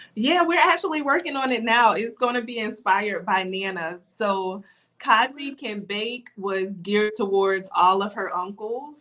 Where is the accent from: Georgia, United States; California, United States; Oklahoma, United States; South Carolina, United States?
South Carolina, United States; Darlington; moved away as an adult; also born or lived in Florence, South Carolina / Timmonsville, South Carolina; now in Florida, United States; we later moved to uh, Darlington, South Carolina, and that's where I went to elementary, middle, and high school. So I would basically say I'm from Darlington.